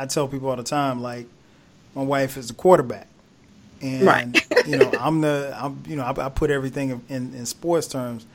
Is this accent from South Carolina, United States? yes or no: yes; South Carolina, United States; I grew up in South Carolina